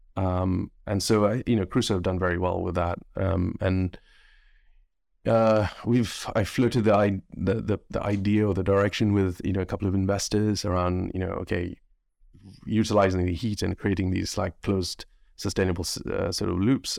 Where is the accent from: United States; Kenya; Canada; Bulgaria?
Kenya; now in United Kingdom; growing up in Kenya